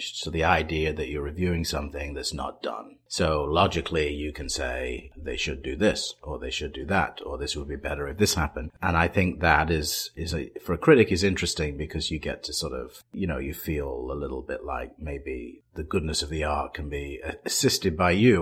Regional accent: Manchester, North West England, United Kingdom; now in Chicago, United States; I grew up in Manchester, England

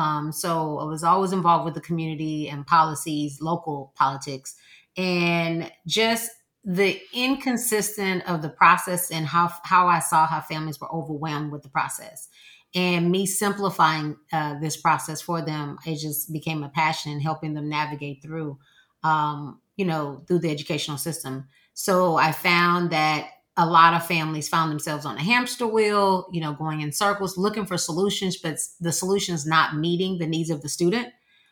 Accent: Houston, Texas, United States; I'm from Houston, Texas.

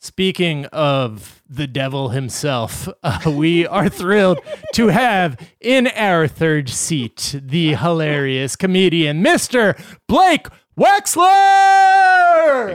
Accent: Ocean City, New Jersey, United States; moved away; my hometown, Ocean City, New Jersey

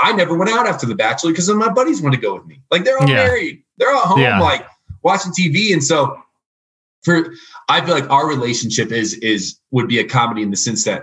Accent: Indiana, United States; moved away; I'm from Indiana, like a small town in Indiana

